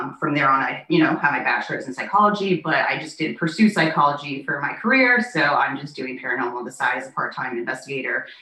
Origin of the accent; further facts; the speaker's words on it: Naples, Florida, United States; also born or lived in Wichita, Kansas; I was raised and currently reside in Naples, Florida.